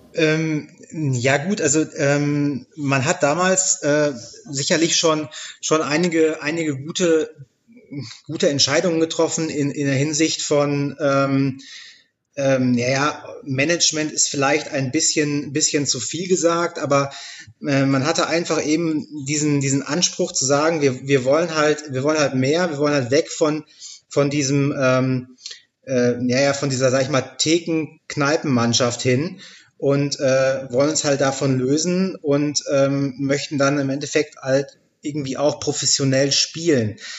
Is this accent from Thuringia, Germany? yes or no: no; near Dortmund, North Rhine-Westphalia, Germany; meinen Heimatverein, über Borussia Dortmund tatsächlich in der Bundesliga. Da ähm, bin ich in der Nähe aufgewachsen